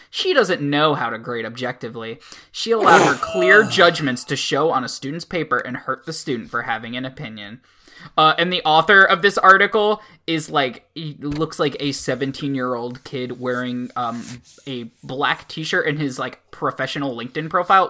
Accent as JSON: {"language": "English", "country": "United States", "said": "I'm an American."}